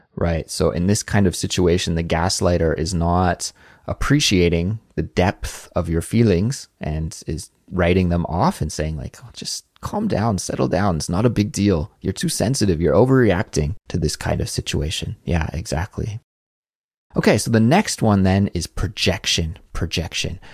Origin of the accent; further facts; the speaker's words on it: Canada; moved away as an adult; now in South Korea; I come from Canada